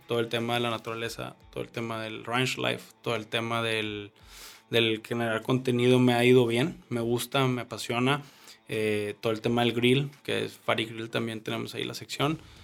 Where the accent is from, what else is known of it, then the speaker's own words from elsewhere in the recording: northern Mexico, Mexico; somos el norte de México